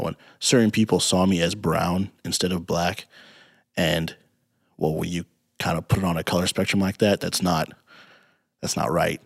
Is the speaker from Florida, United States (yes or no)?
no; Peoria, Illinois, United States; growing up in Peoria